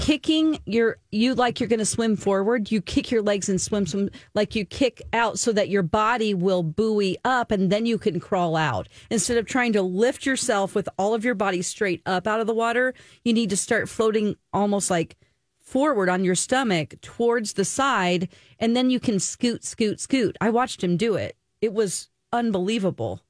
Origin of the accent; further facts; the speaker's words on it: the South, United States; I'm from the country, but I'm from the South